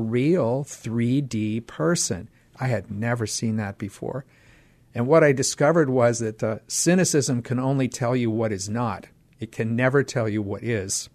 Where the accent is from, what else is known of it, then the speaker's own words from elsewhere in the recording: Pittsburgh, Pennsylvania, United States; moved away; I grew up in Pittsburgh, Pennsylvania